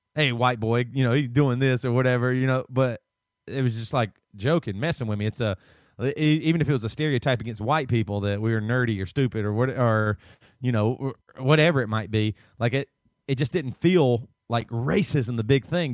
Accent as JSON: {"language": "English", "region": "the South", "country": "United States", "tie": "born or raised there", "also_born_or_lived": "Seattle", "moved": "yes", "said": "I grew up in the South"}